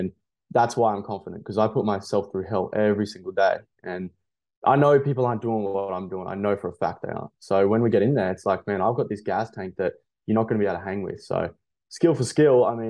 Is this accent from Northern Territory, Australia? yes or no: no; Toowoomba, Queensland, Australia; moved away as an adult; also born or lived in Gold Coast; now in Brisbane, Australia; I grew up in Toowoomba